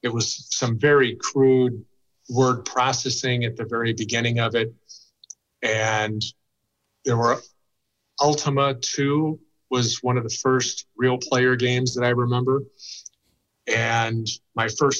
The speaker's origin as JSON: {"language": "English", "area": "a suburb of Chicago", "region": "Illinois", "country": "United States", "tie": "born or raised there", "said": "I grew up in a suburb of Chicago."}